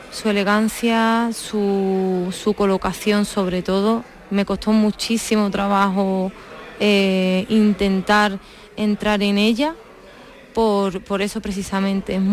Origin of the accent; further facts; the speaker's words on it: Seville, Andalusia, Spain; Yo de Sevilla.